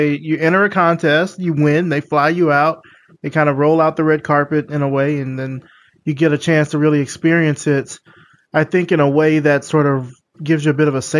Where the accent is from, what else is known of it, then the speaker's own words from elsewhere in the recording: the South, United States; now in Atlanta, United States; I'm from the South.